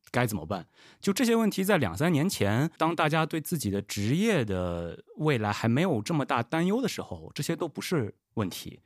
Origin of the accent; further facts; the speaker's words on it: Xi'an, Shaanxi, China; moved away as an adult; also born or lived in Shenzhen; 我是在西安长大的